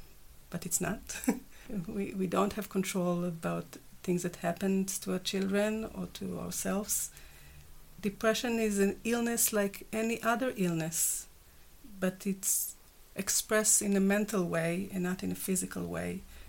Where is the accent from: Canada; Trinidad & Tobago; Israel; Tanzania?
Israel; English is a second language; moved away; You know. My accent.